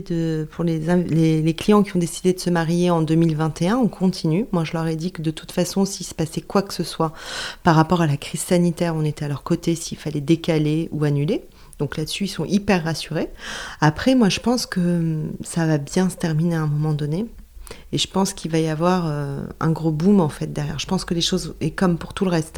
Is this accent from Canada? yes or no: no; south of France, France; moved away; je viens du sud de la France